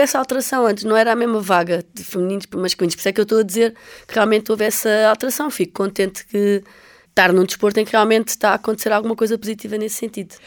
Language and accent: Portuguese; Almada, Lisbon, Portugal; eu cresci, eu nasci em Lisboa, uh, nasci em Almada, portanto estava muitas vezes na costa da Caparica